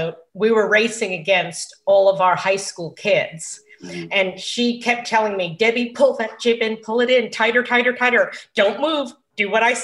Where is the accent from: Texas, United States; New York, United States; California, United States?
New York, United States; Long Island; now in Savannah, United States; I grew up on Long Island